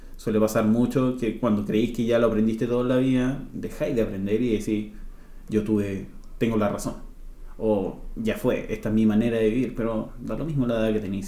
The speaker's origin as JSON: {"language": "Spanish", "town": "Rancagua", "region": "O'Higgins", "country": "Chile", "also_born_or_lived": "New Zealand", "said": "yo soy de Rancagua"}